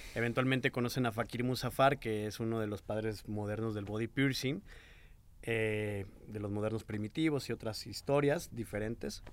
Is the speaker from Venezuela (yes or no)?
no; Mexico; de donde yo vengo, que era un pueblillo